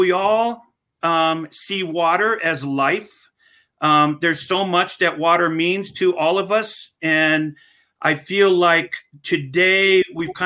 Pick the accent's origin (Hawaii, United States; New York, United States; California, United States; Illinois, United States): Hawaii, United States; as Hawaiian